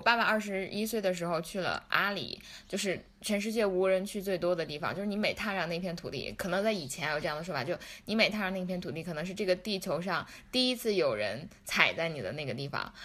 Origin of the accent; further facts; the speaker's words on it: Lhasa, Tibet, China; 我们拉萨人是有钱人